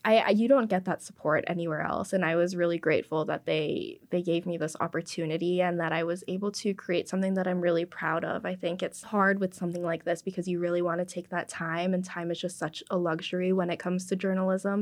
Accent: Canada; first language English; being, you know, Canadian-born, English is my first language

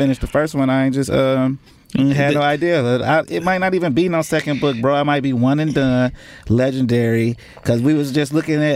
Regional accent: Inkster, Michigan, United States; us, we from Inkster, Michigan, which is 20 minutes outside of Detroit.

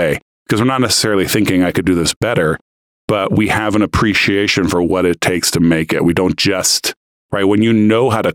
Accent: United States; moved away; also born or lived in Brazil; I'm American too

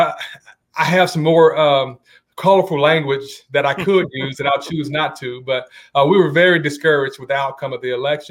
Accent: Atlanta, Georgia, United States; also born or lived in Macon, Georgia; I was raised in Metro Atlanta in Cobb County

